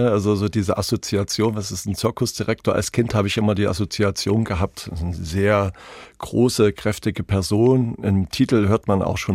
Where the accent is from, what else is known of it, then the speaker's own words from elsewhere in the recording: Weimar, Thuringia, Germany; born there; In Weimar.